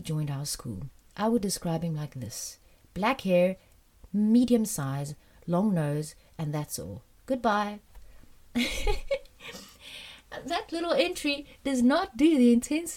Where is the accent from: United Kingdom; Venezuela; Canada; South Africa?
South Africa; also born or lived in France; When I was 9 and a half, we moved back from France to South Africa